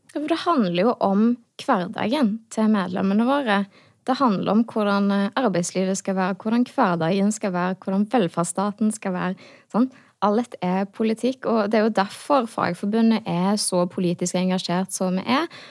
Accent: Hå, Rogaland, Norway; jeg er folkevalgt da, i hjemkommunen min i Hå

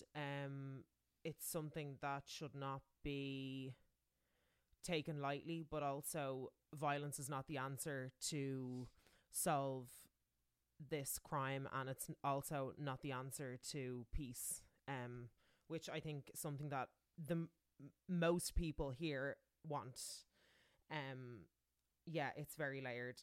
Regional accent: Ireland; moved away

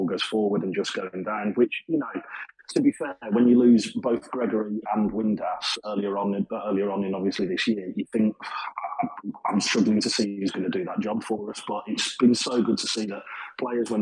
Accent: Birmingham, West Midlands, United Kingdom; as you can probably tell by my accent, I'm not native to Sheffield. I'm from Birmingham, so Burton's only, 40 minutes from me

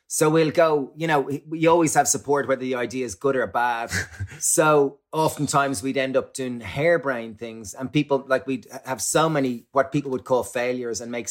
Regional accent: Ireland; growing up in Ireland, alcohol and similarly probably in the UK alcohol is like the social lubricant

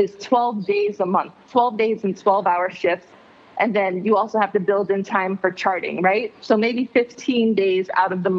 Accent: Jamaica; now in South Florida, United States; I'm from Jamaica, so I grew up with cannabis as my main medicine

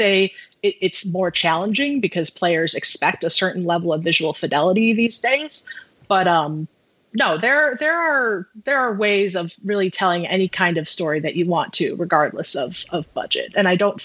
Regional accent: Midwest, United States; I'm from the Midwest

